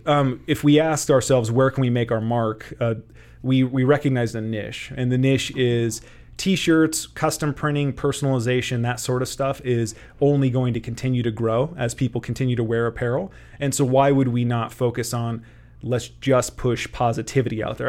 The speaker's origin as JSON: {"language": "English", "town": "Kearney", "region": "Nebraska", "country": "United States", "tie": "born or raised there", "said": "grew up in Kearney, Born and raised"}